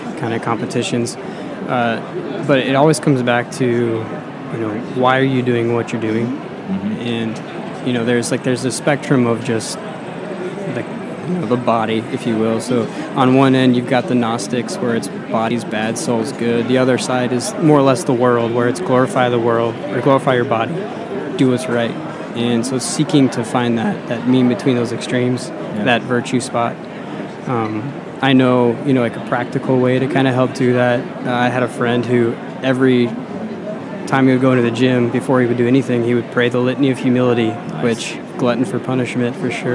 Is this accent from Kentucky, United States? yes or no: no; Colorado, United States; we're from Colorado